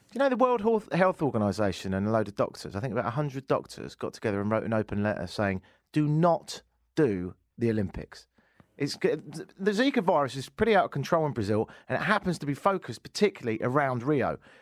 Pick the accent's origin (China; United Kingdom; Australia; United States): United Kingdom; moved away as an adult; now in Canada; being a Brit